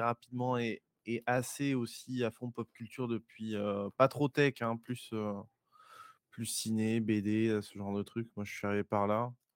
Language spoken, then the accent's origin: French; Bergerac, Nouvelle-Aquitaine, France; je viens d'une petite ville assez bucolique de Dordogne qui s'appelle Bergerac